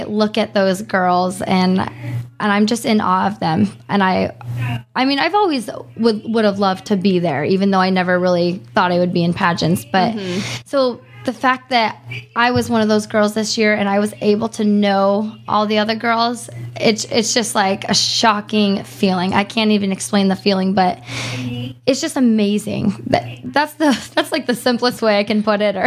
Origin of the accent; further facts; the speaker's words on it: Arizona, United States; I grew up in Arizona. I'm an Arizona girl